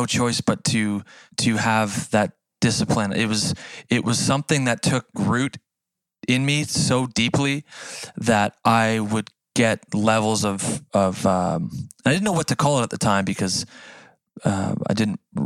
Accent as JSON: {"language": "English", "country": "Canada", "tie": "born or raised there", "accent": "Canadian", "said": "As a Canadian kid"}